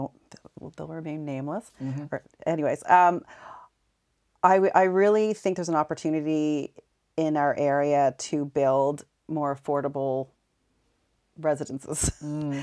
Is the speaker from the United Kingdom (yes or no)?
no; Montreal, Quebec, Canada; born there; Yeah, I was born in Montreal. My mother's French Canadian.